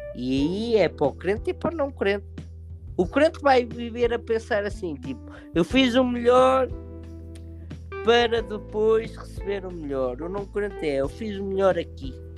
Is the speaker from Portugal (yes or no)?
yes; Portugal; moved away; eu estou prestes a viajar para o meu país de origem, prestes a viajar para o meu Portugal